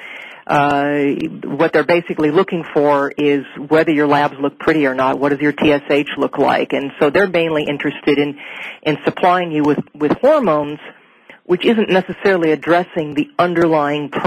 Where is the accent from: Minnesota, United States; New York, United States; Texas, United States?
Minnesota, United States; moved away as an adult; now in Portland, United States; I'm from Minnesota myself. I actually, I've lived there my entire life, all the way up until about the year 2000 where I moved out to Oregon